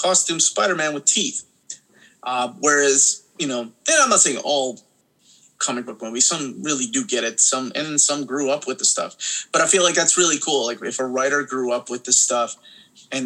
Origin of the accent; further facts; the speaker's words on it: Peru; moved away; I had already seen things like that growing up in Peru